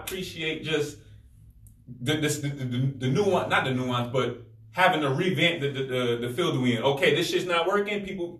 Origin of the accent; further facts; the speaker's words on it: Hartford, Connecticut, United States; I grew up a little bit of Bowes Park, a little bit of Sargent Street.